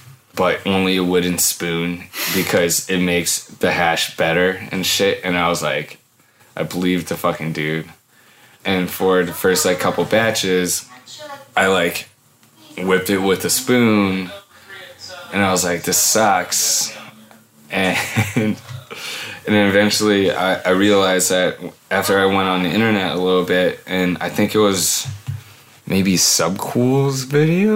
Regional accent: Hawaii, United States; now in Portland, United States; I grew up in Hawaii

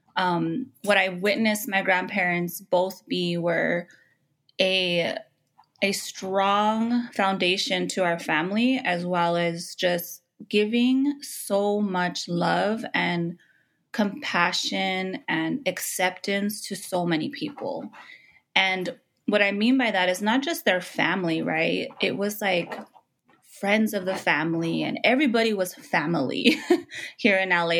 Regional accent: Los Angeles, California, United States; also born or lived in Window Rock, Arizona; I was born and raised in Los Angeles

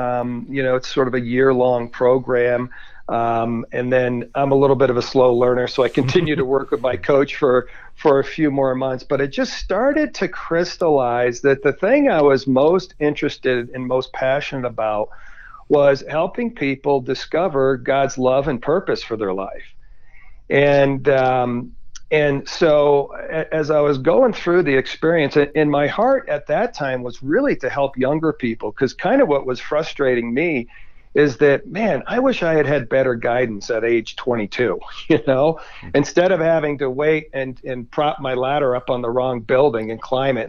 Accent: New England, United States; now in Colorado, United States; We've moved to Colorado, which, you know, growing up in New England, I grew up fly fishing and skiing

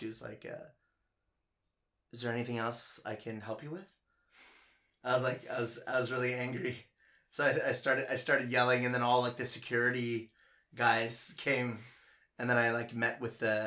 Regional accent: Charlottetown, Prince Edward Island, Canada; moved away as an adult; also born or lived in New York / Toronto; now in Ningbo, China; I'm from Charlottetown, Prince Edward Island, Canada

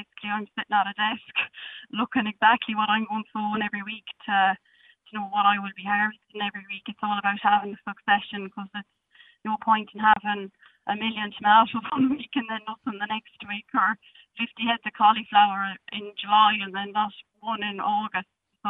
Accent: Westport, Connacht, Ireland; moved away as an adult; also born or lived in Cavan / Lahinch; I'm from Westport originally, so it was hard to settle inland.

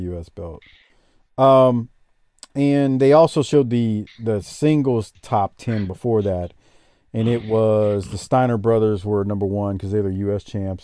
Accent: New Orleans, Louisiana, United States; moved away; I get to go to New Orleans. I always love, uh, visiting my hometown

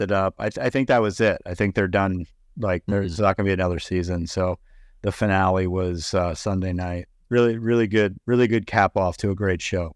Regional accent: North Carolina, United States; I'm from North Carolina.

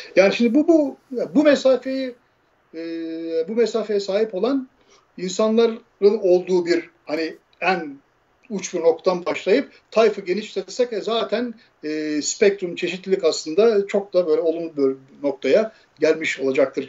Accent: Erzin, Hatay, Turkey; moved away as an adult; also born or lived in Ankara; Erzin'de yani bizim işte şey Hatay'ın ilçesi ben oralıyım.

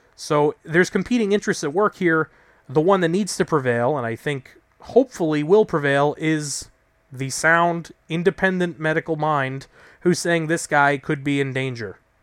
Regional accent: New York, United States; I'm a New Yorker

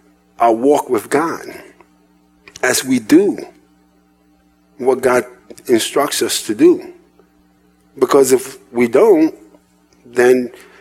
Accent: New York City, New York, United States; moved away; also born or lived in Indiana; I was raised in New York City, in Manhattan

